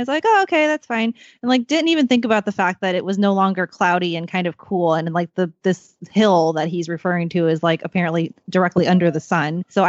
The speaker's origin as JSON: {"language": "English", "town": "St. Louis", "region": "Missouri", "country": "United States", "moved": "yes", "lives_now": "San Diego, United States", "said": "So I'm from St. Louis originally."}